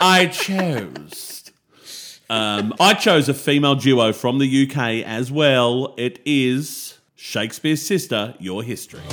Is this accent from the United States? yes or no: no; Australia; as an Aussie